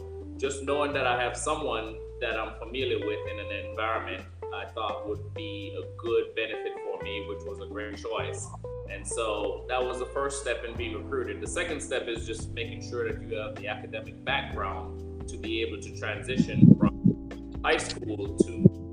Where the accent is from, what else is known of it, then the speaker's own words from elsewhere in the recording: Jamaica; moved away as an adult; also born or lived in Texas; I'm coming from Jamaica, coming from home